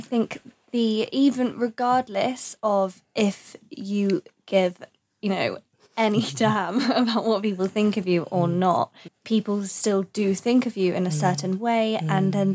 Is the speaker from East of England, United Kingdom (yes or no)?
yes; Essex, East of England, United Kingdom; I'm from Essex